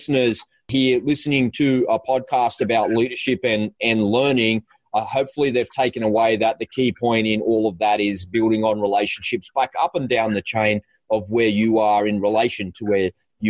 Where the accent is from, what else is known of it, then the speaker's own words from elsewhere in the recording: Australia; You know, I'm an Aussie. All Aussies love the outdoors.